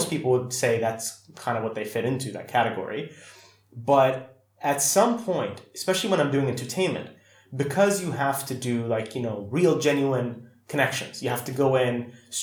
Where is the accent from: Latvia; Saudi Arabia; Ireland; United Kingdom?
Saudi Arabia; When I grew up in Saudi